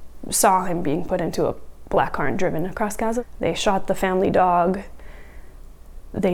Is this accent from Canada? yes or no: yes; Canada; now in Israel; I was from Canada, living in Israel.